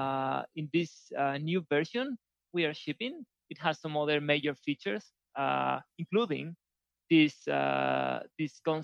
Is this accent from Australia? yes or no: no; Spain; also born or lived in Valencia; a Spanish programmer who lives in Valencia, in Spain.